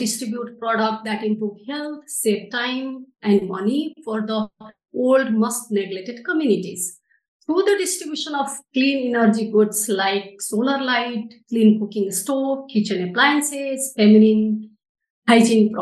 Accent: Nepal; I am from Nepal.

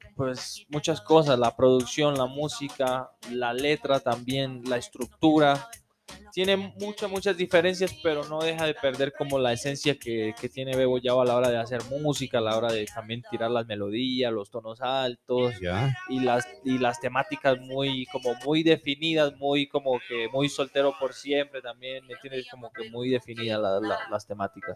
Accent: Tumaco, Nariño, Colombia; moved away; also born or lived in Ecuador; nací en Tumaco

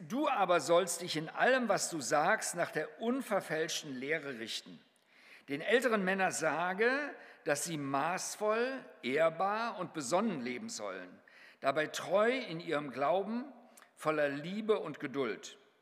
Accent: Germany; wir als Deutsche

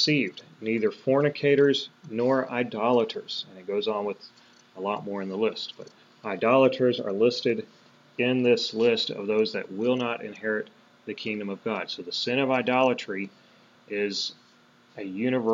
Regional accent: United States; We were born and raised in America

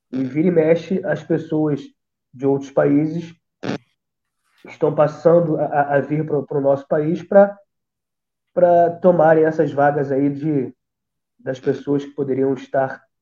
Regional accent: São Gonçalo, Rio de Janeiro, Brazil; eu sou de um lugar chamado, de uma comunidade chamada Salgueiro, Salgueiro e São Gonçalo, tá?

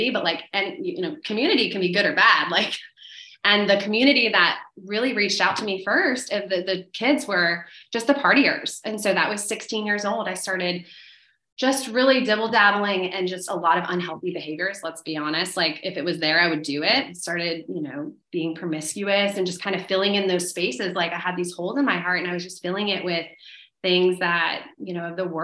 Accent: Orlando, Florida, United States; also born or lived in Melbourne, Florida; I was born in Melbourne, Florida, but then grew up in Orlando for most of my life, like elementary, middle, high school

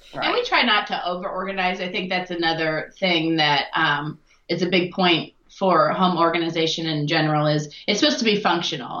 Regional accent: Iowa, United States; moved away as an adult; now in Louisville, United States; originally I am from Iowa

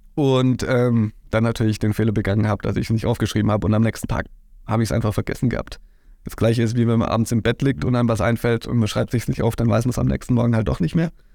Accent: Heimsheim, Baden-Württemberg, Germany; ich komme aus Heimsheim

